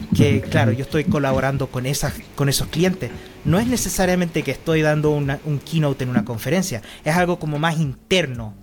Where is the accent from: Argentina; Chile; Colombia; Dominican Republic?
Chile; now in Austria; yo originalmente soy chileno, pero vivo 23 años aquí viviendo en Austria